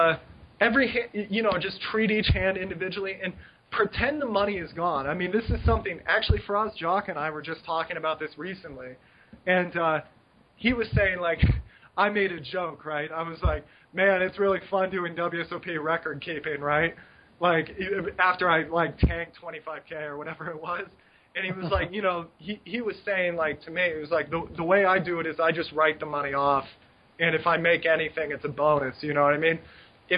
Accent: United States; moved away; I'm an American

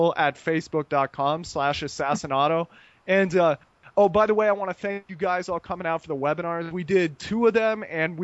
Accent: United States; moved away as an adult; now in Costa Rica; me being American

